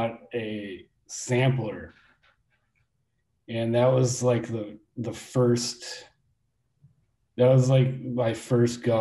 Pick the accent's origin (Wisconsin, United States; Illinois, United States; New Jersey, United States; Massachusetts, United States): Wisconsin, United States; Milwaukee; I was born in downtown Milwaukee, and I grew up on the east side